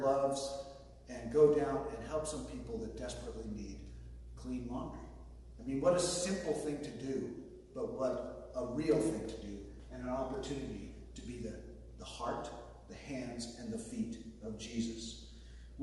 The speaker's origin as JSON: {"language": "English", "region": "Southern California", "country": "United States", "said": "I'm from Southern California."}